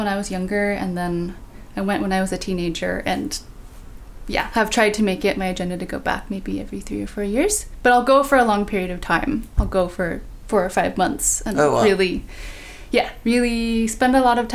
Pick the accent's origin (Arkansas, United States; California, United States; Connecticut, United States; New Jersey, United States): California, United States; Bay Area; born or raised there